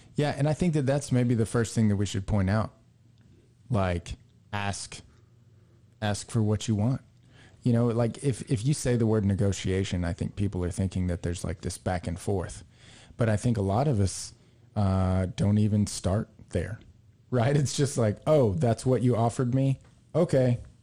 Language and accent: English; Texas, United States; we're from Texas